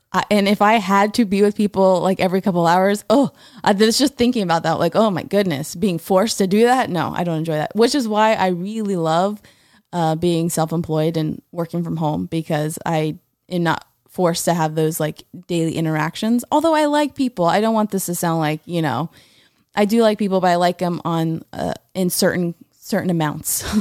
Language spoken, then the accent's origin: English; Florida, United States; I'm from Florida.